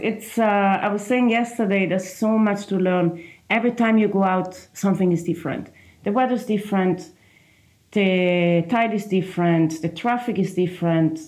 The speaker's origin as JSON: {"language": "English", "region": "Trentino-Alto Adige", "country": "Italy", "second_language": "English", "moved": "as an adult", "lives_now": "Galway, Ireland", "said": "From a small region in the northeast of Italy. The region is called uh, Trentino South Tyrol"}